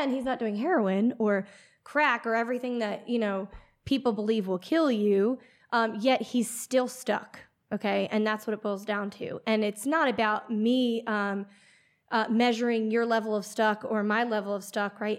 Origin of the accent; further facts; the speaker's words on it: Pennsylvania, United States; accent: PA; moved away as an adult; also born or lived in Florida; born and raised in Pennsylvania, lived there till, I would say, about twenty years old